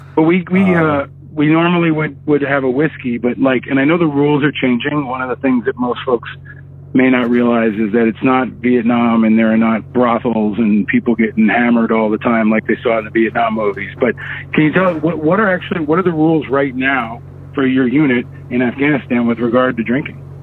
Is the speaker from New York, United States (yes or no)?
yes; Upstate New York, United States; born or raised there; also born or lived in Manhattan, New York